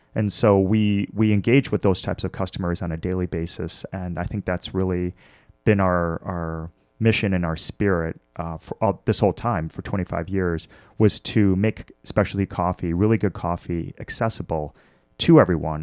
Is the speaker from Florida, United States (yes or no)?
no; Milwaukee, Wisconsin, United States; born or raised there; also born or lived in Washington, D.C.